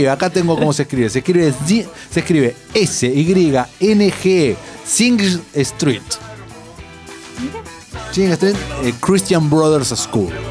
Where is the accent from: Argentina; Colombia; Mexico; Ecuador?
Argentina